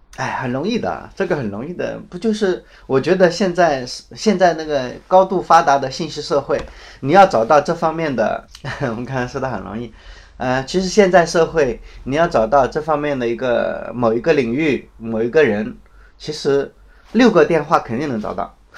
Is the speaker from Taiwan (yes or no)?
no; China; 我们中国人